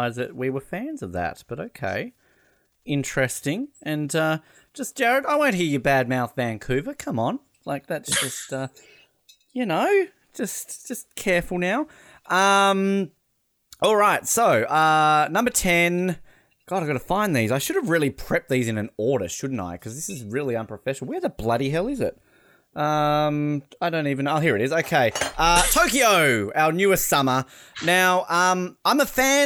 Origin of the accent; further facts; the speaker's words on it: Australia; it is my home country